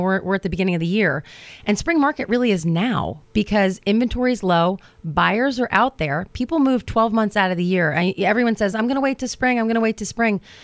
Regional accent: New Jersey, United States; moved away as an adult; also born or lived in Hoboken, New Jersey / Manhattan; now in Virginia, United States; I grew up in New Jersey. I'm a Jersey girl.

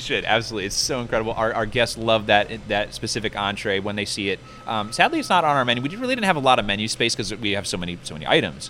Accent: Fredericksburg, Virginia, United States; I was born and raised here in Fredericksburg

